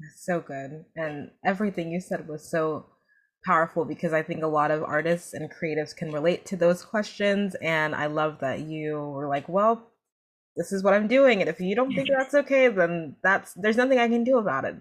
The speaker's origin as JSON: {"language": "English", "region": "New Jersey", "country": "United States", "tie": "born or raised there", "said": "I was born in New Jersey, but my family is Nigerian."}